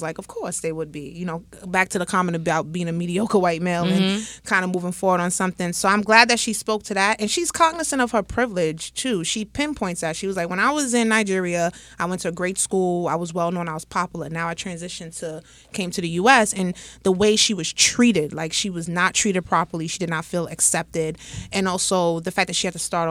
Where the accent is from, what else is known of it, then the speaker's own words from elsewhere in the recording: Jamaica; being Jamaican